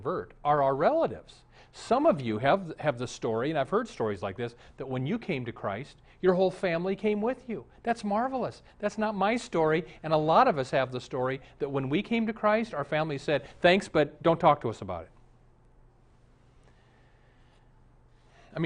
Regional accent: Omaha, Nebraska, United States; moved away; I'm from Omaha

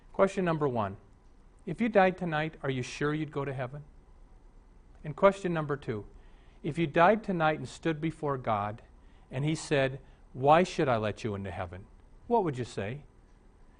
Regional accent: Omaha, Nebraska, United States; When I was raised in Omaha

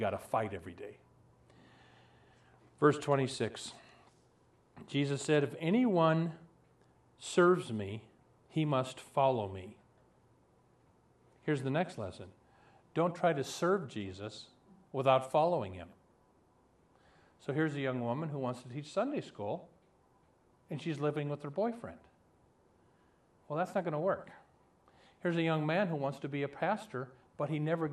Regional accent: Omaha, Nebraska, United States; moved away as an adult; also born or lived in Florida; I have a dear friend that I grew up with in Omaha

